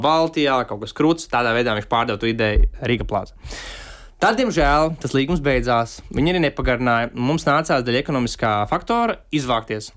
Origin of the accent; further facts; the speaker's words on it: Latvia; kur es esmu, no Kalniem, Nīgāns Pagasas salas novads